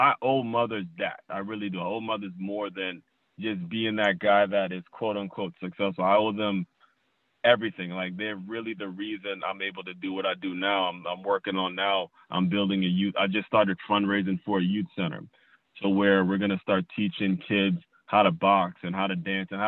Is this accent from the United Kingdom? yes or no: no; Trinidad & Tobago; now in South Florida, United States; I'm from Trinidad. My family's from Trinidad.